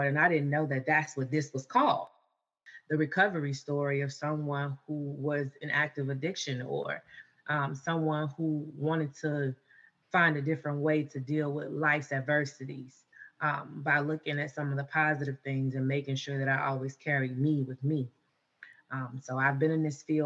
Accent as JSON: {"language": "English", "town": "Miami", "region": "Florida", "country": "United States", "tie": "born or raised there", "also_born_or_lived": "Alabama", "moved": "yes", "lives_now": "Virginia, United States", "said": "I was born in Alabama, raised in Miami"}